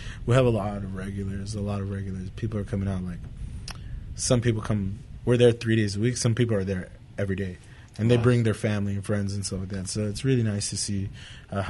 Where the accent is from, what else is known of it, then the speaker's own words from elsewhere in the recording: Santa Fe Springs, California, United States; now in Whittier, United States; I'm from Santa Fe Springs, so we used to hang out here in Uptown all the time.